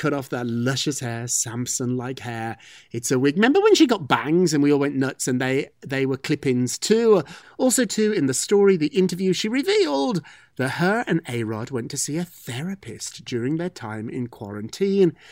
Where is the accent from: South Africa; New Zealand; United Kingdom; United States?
United Kingdom; moved away; I'm British. Brits, Brits don't care about food that much